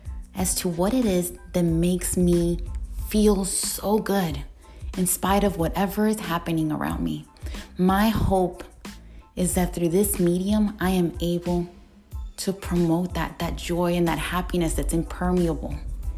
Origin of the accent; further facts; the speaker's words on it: Panama; Iron because I lived, Latina because I was born in Panama.